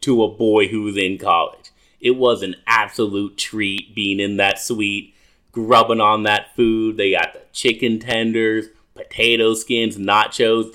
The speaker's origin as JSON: {"language": "English", "region": "Minnesota", "country": "United States", "tie": "born or raised there", "also_born_or_lived": "Woodbury, Minnesota / Bloomington, Minnesota / Dallas, Texas", "moved": "as an adult", "lives_now": "Los Angeles, United States", "said": "I grew up in Minnesota"}